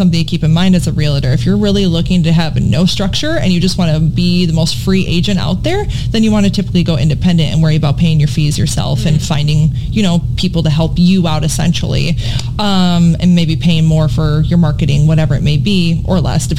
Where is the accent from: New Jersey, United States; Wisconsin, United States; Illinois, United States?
Wisconsin, United States; moved away; I'm from Wisconsin